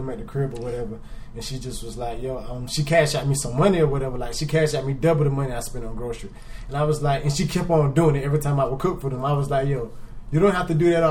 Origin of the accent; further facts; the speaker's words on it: Zion Hill, Fairfield County, South Carolina, United States; now in Atlanta, United States; Like I'm from Zion Hill, like a place in Fairfield, you know, well of course South Carolina, but I'm from Zion Hill